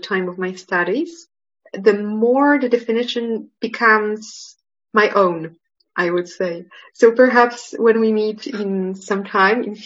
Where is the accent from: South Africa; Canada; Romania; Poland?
Poland; also born or lived in Manchester, United Kingdom / Geneva, Switzerland; I was born here in Poland and I spent most of my study time here before I went to the university in Manchester and then to Geneva